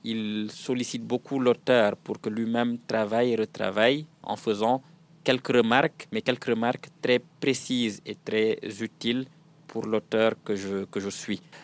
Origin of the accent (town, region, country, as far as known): Senegal; French is a second language